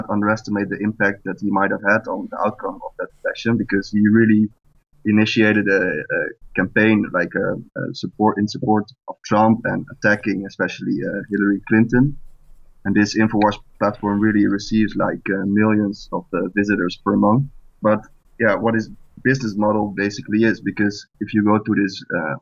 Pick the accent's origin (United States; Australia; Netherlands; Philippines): Netherlands; I'm from the Netherlands